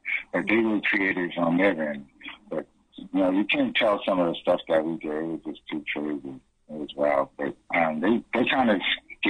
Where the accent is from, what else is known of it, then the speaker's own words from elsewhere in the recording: Boston, Massachusetts, United States; I grew up in Dorchester and Roxbury. I was born in Roxbury, but I grew up in all the boroughs, Massachusetts, basically in Boston.